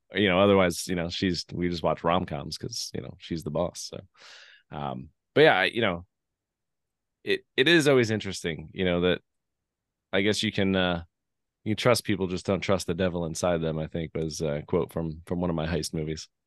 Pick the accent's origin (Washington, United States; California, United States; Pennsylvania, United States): Pennsylvania, United States; Lehigh Valley; I grew up in Lehigh Valley